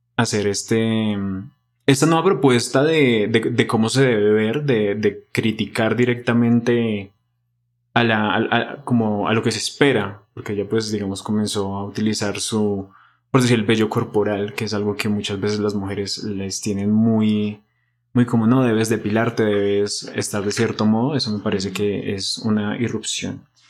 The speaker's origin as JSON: {"language": "Spanish", "region": "Bogotá", "country": "Colombia", "said": "nosotros como bogotanos y colombianos"}